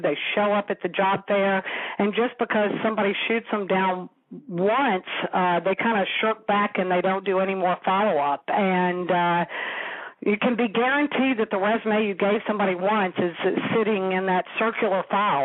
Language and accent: English; the South, United States; accent: southern; my southern accent